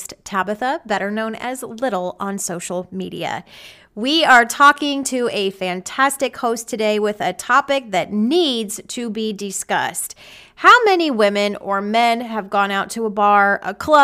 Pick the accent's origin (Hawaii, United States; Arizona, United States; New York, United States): Arizona, United States; moved away as an adult; now in Texas, United States; I am from Arizona